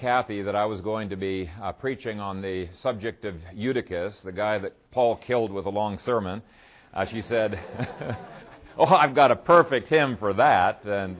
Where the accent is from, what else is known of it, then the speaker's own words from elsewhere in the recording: Ethiopia; In many ways, it reminds me of the churches that I grew up with in Ethiopia.